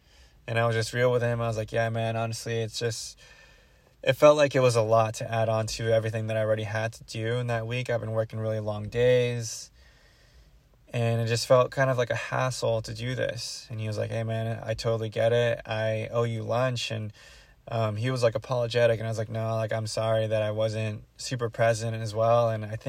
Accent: Philippines; now in Daly City, United States; I'm Filipino as well, so I feel at home with my people.

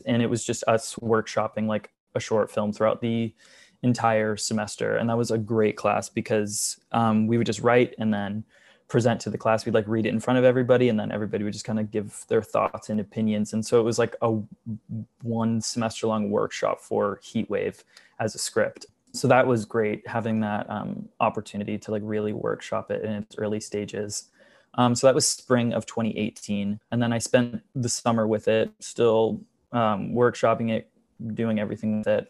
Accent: just outside of Charlotte, North Carolina, United States; moved away as an adult; now in New York City, United States; I grew up in North Carolina, just outside of Charlotte

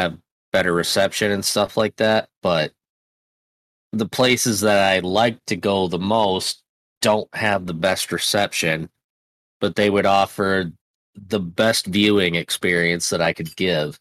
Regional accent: Michigan, United States; I'm from Michigan, so I live up by the Great Lakes.

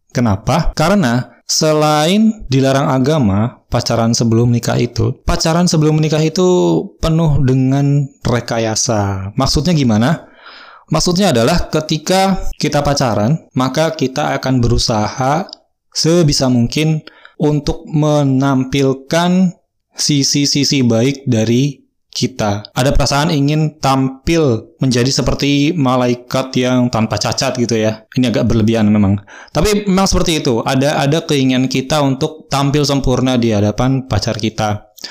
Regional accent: Bandung, West Java, Indonesia; now in Pandeglang, Indonesia; saya asli Bandung saya lahir di Bandung, sekolah, SD, SMP, SMA, sampai kuliah di Bandung. Dan sekarang saya terdampar di kota Pandeglang

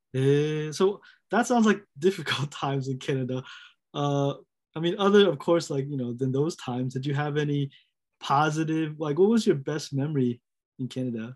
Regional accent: United States; I'm American.

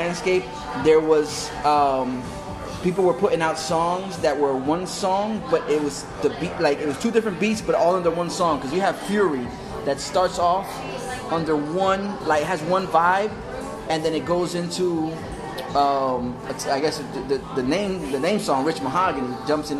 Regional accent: North Miami Beach, Florida, United States; also born or lived in New York; the same neighborhood I came up when I moved down from New York in North Miami Beach

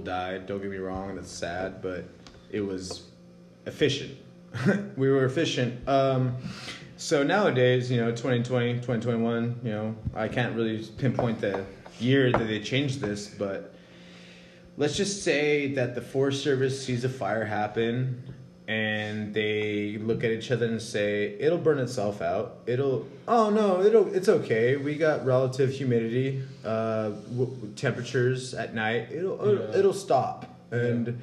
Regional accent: Salinas, California, United States; We're from Salinas. There's farms everywhere

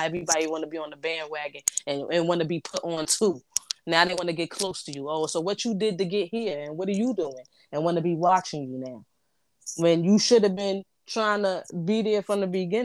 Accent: New York, United States; I was raised in Brooklyn

